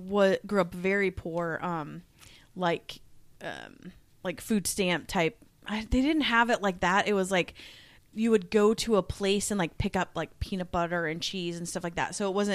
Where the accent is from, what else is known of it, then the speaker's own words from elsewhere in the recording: Omaha, Nebraska, United States; also born or lived in Redmond, Washington; Because I grew up like in Omaha, I felt rich. Like, we lived in an apartment, and I felt very rich. When we moved to Redmond, Washington, I was like, whoa, this is insane.